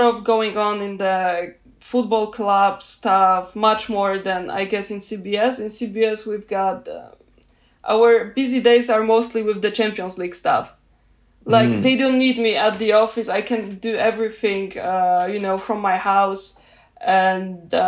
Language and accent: English; Poland; I'm from Poland